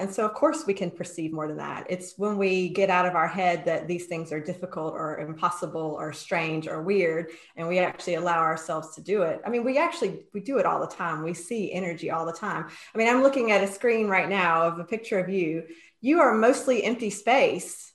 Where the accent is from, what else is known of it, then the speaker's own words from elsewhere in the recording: North Carolina, United States; now in Edinburgh, United Kingdom; I grew up in North Carolina on the East Coast in the States